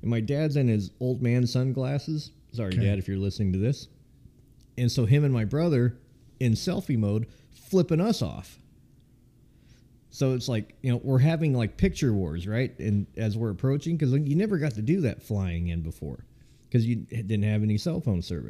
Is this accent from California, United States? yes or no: yes; California, United States; I came from California.